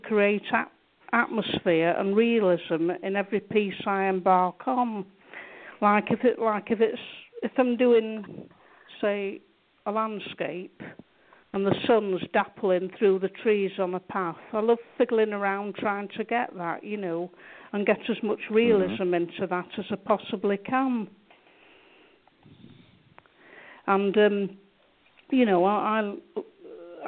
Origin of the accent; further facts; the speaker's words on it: Manchester, North West England, United Kingdom; now in Blackpool, United Kingdom; I was born and raised in Manchester City